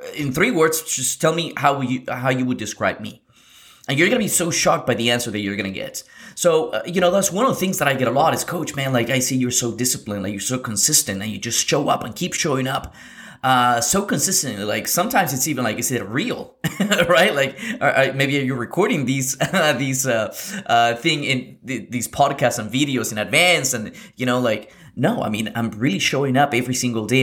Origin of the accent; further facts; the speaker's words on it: Lima, Peru; I come from, I was born in Lima, Peru in South America in 1989